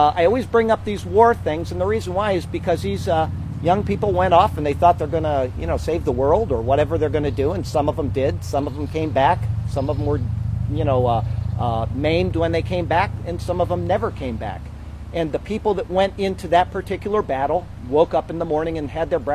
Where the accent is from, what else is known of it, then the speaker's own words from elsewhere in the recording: United States; I'm very proud to be an American